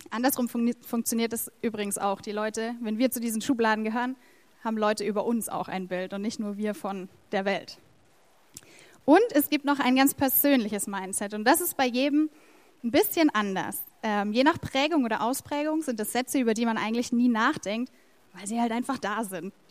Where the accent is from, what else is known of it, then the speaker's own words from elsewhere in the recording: Erlangen, Bavaria, Germany; Wir sind Deutsche, also die meisten von uns. Ähm, wir sind Franken, auch die meisten von uns. Äh, wir sind Erlanger.